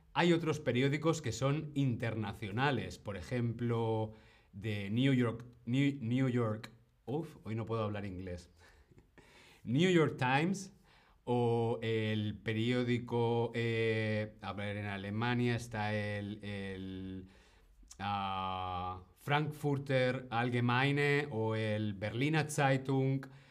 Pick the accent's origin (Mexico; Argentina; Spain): Spain; como decimos en España